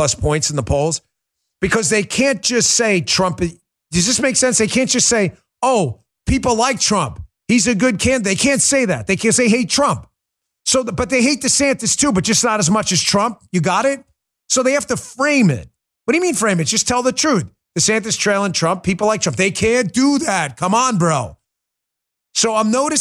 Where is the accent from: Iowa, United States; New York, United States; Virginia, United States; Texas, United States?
New York, United States; New York City; I'm from Queens